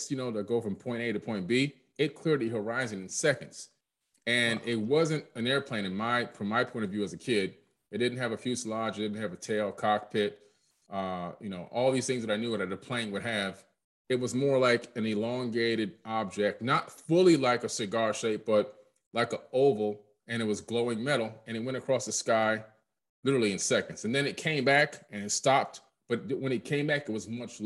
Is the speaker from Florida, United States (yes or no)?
yes; Opa-locka, Florida, United States; also born or lived in Queens, New York; I was born in Queens, New York, but moved to Florida at a very early age, moved down in 1977 to Miami. And we lived in Opa-locka